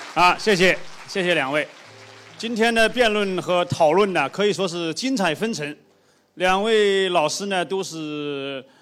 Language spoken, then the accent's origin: Chinese; China; 我们中国人